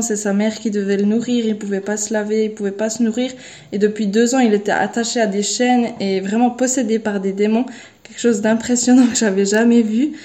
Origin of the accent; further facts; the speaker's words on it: Switzerland; moved away as an adult; now in Guinea; je viens de la Suisse